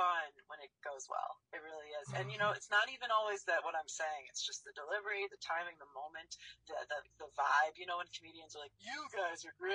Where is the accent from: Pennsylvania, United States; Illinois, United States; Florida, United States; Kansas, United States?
Illinois, United States; Chicago; moved away; also born or lived in Los Angeles, California; I'm from LA originally, so I was back and forth there when I was little, and then I grew up in Chicago